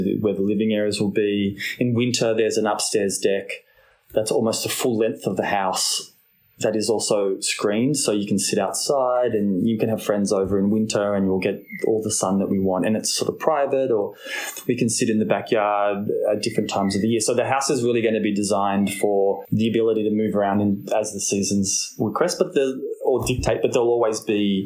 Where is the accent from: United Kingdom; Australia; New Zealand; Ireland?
Australia; Royal National Park, New South Wales; I grew up on the Roy National Park.